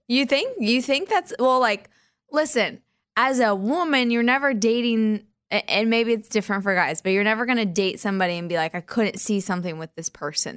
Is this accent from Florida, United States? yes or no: no; Wichita, Kansas, United States; my hometown, Wichita, Kansas